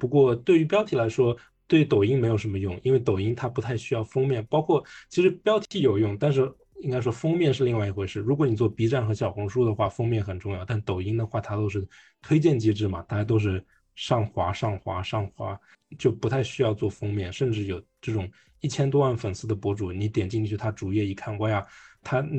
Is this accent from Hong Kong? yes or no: yes; Hong Kong; born there; 当时因因为我出生在香港，所以我用的是香港的身份证。